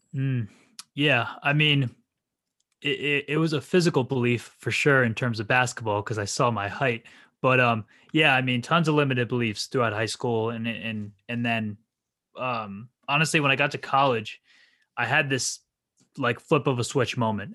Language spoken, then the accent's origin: English; New Jersey, United States; also born or lived in Rhode Island; born and raised in New Jersey